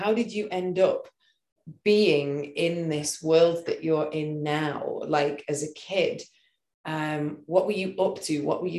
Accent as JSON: {"language": "English", "region": "England", "country": "United Kingdom", "said": "being English, we don't pronounce things very well."}